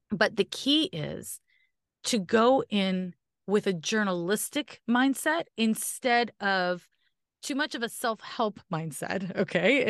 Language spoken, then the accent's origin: English; Canada; I'm Canadian